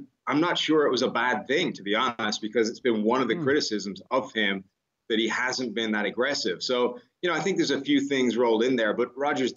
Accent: Ireland; now in United States; I come from Ireland

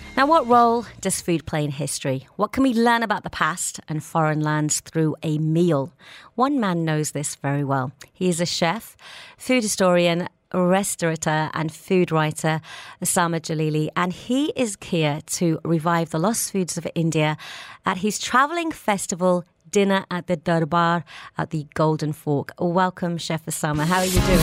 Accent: Birmingham, West Midlands, United Kingdom; now in Dubai, United Arab Emirates; I'm from Birmingham

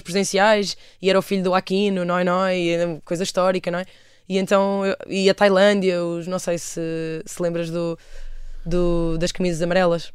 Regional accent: Aveiro, Centro, Portugal; also born or lived in Cernadela / London; eu sou da Aveiro

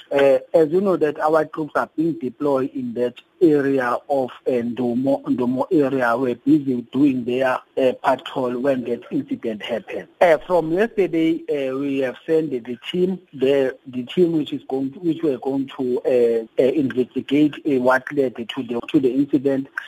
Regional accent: South Africa; we as a South African

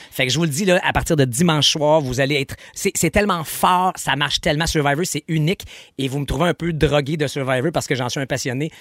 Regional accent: Quebec, Canada

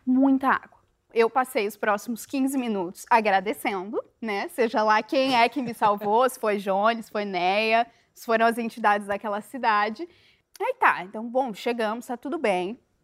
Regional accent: Corupá, Santa Catarina, Brazil; now in Rio de Janeiro, Brazil; Eu sou do interior de Santa Catarina, uma cidade muito pequena, que tem muitas cachoeiras, mais de 170 cachoeiras

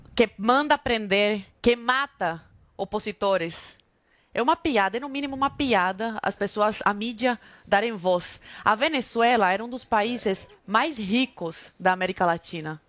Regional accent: Brazil; nós, brasileiros

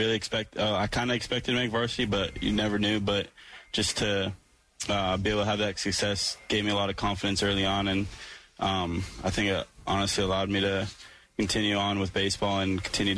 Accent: Massachusetts, United States; growing up in Massachusetts

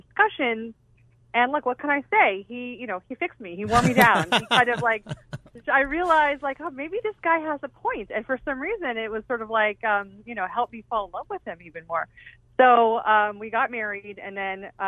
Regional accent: Southern California, United States; I grew up in Southern California

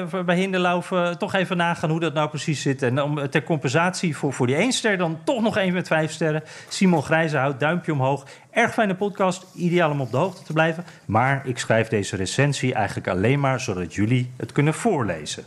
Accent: Netherlands; now in United States; als Nederlander

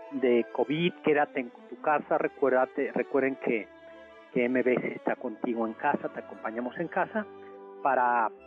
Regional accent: San Luis Potosí, Mexico; Yo soy de San Luis Potosí.

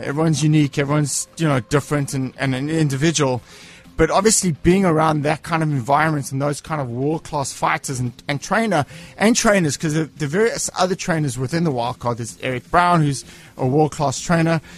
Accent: Cape Town, Western Cape, South Africa; I'm from Cape Town

